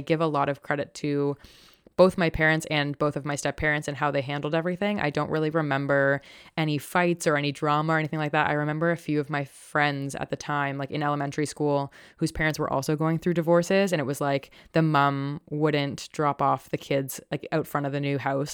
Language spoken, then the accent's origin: English; Toronto, Ontario, Canada; I grew up in a predominantly white, upper middle class neighborhood, um, in Toronto